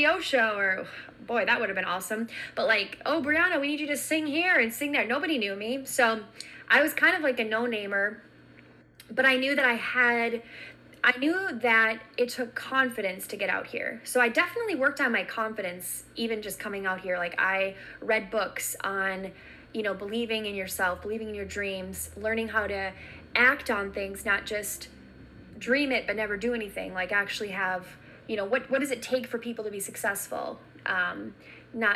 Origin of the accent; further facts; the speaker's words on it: Minnesota, United States; moved away; I'm from Minnesota. I'm just visiting